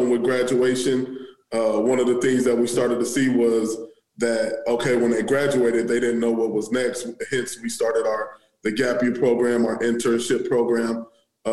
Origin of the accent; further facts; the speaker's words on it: Omaha, Nebraska, United States; also born or lived in Maryland / Wayne, Nebraska; I'm from Omaha, I didn't spend a whole lot of my time in West Omaha